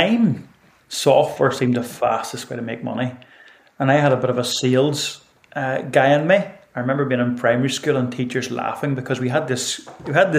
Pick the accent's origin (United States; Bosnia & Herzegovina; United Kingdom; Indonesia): United Kingdom; Northern Ireland; I grew up in Ireland